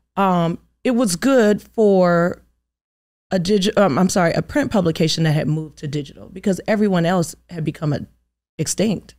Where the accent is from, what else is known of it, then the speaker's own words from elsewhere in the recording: Inglewood, California, United States; now in Atlanta, United States; I'm from Inglewood, California.